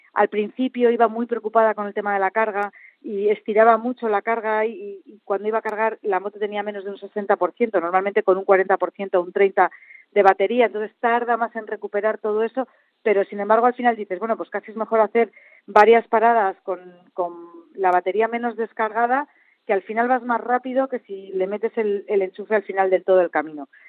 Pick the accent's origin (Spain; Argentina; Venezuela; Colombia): Spain; central Spain; vengo del centro de España donde la uva se cultiva a ras de tierra